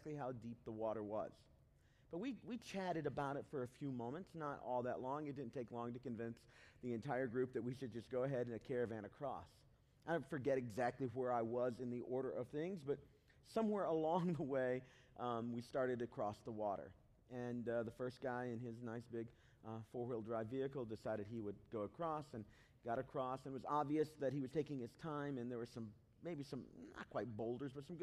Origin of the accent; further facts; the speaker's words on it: Southeast Tennessee, United States; also born or lived in Chicago, Illinois; now in Cincinnati, United States; I was born in Chicago, but I didn't grow up there. I grew up in Southeast Tennessee